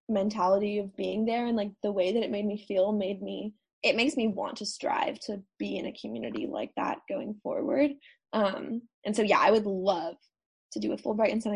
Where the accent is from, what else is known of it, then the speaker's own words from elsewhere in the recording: United States; I'm an American and I'm not French